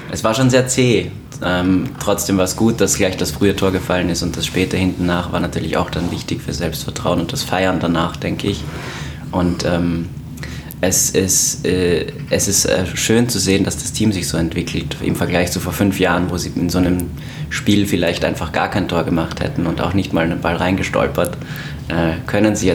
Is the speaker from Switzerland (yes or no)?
no; Graz, Styria, Austria; now in Dortmund, Germany; Ich äh, bin ein ähm, jetzt neuer Dortmunder, der quasi Nachbar von Jule ist zufällig äh, und aus Österreich, komme eigentlich aus Graz